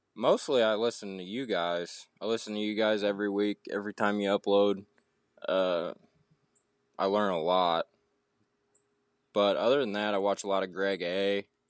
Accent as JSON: {"language": "English", "region": "Southeast Missouri", "country": "United States", "said": "I'm from Southeast Missouri, so there's a lot of farmland, a lot of guys with diesels"}